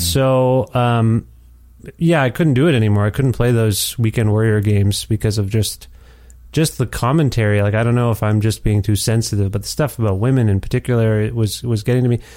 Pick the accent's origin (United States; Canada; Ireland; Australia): Canada; Cambridge, Ontario; growing up in Cambridge, Ontario